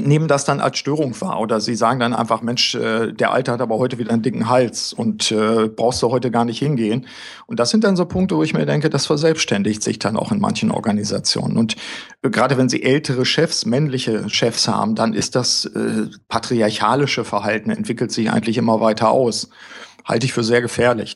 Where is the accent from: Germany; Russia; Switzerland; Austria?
Germany; also born or lived in Osnabrück; bei uns zumindest in Deutschland